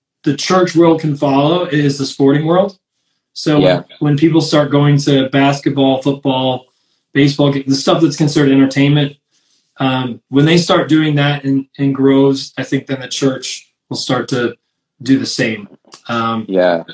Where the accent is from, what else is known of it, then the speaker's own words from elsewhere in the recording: northern New York, United States; moved away as an adult; also born or lived in Poconos, Pennsylvania / Columbus, Ohio; now in Philadelphia, United States; Originally, I grew up in northern New York